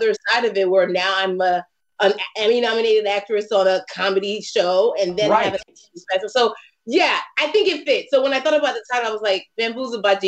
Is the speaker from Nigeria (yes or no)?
yes; Nigeria; I'm Nigerian.